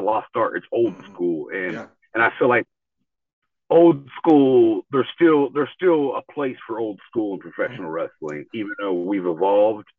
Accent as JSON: {"language": "English", "town": "Tulsa", "region": "Oklahoma", "country": "United States", "tie": "born or raised there", "said": "I grew up here in Tulsa, Oklahoma"}